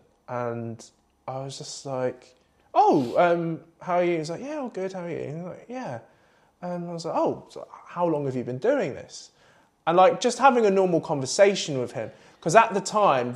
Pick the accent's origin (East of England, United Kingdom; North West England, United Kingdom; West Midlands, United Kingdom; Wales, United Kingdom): East of England, United Kingdom; Southend-on-Sea; I grew up in Southend